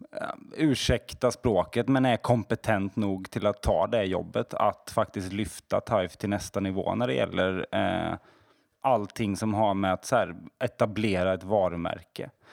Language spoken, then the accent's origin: Swedish; Småland, Sweden; jag är smålänning